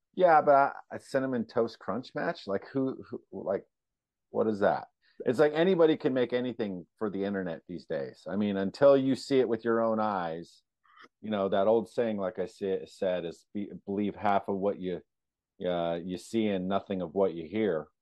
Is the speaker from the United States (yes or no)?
yes; California, United States; I grew up in California